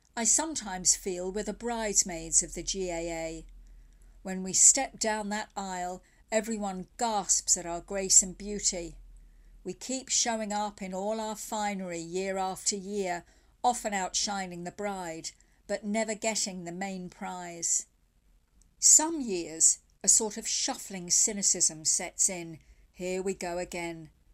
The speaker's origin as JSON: {"language": "English", "region": "England", "country": "United Kingdom", "tie": "born or raised there", "also_born_or_lived": "County Mayo, Ireland (ancestry)", "moved": "yes", "lives_now": "Killala, Ireland", "said": "I grew up in England under the pejorative label plastic paddy"}